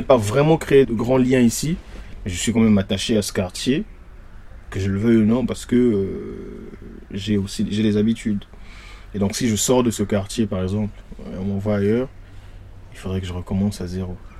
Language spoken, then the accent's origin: French; Brazzaville, Republic of the Congo; moved away as an adult; also born or lived in Paris, France; now in Lyon, France; Je suis congolais de Brazza, je suis venu à Paris sans connaître personne.